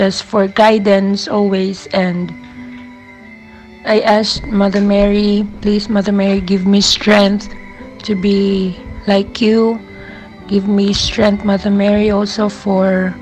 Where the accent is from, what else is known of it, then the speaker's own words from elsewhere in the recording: Philippines; from Philippines